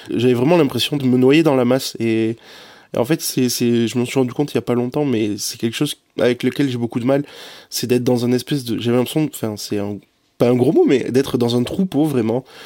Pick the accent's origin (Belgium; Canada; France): France; the South-West, south-west France; moved away as an adult; also born or lived in Lille; à 1000 km de chez moi, parce que je viens du Sud-Ouest